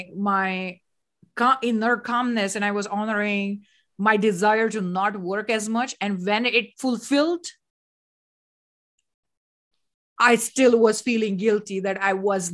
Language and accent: English; India; moved away; I come from India